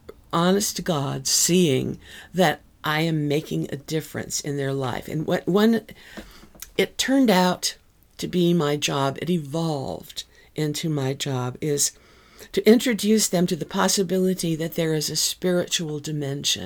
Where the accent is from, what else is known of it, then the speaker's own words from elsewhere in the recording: Wyoming, United States; my family is from Texas. I grew up in Wyoming.